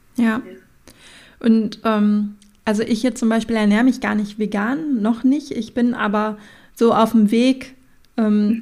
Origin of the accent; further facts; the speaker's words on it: Sauerland, North Rhine-Westphalia, Germany; komme ich ja auch aus dem Sauerland